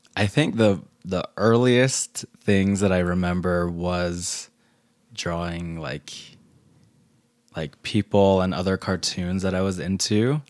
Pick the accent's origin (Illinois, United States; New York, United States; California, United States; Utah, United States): Utah, United States; Salt Lake City; I grew up here in Salt Lake.